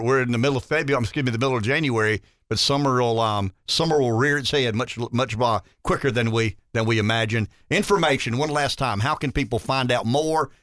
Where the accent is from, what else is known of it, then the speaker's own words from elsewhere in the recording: the South, United States; being a Southerner